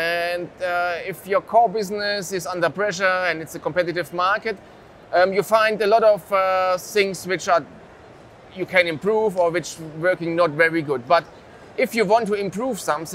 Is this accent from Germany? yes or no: yes; Germany; English is a second language; we are from Germany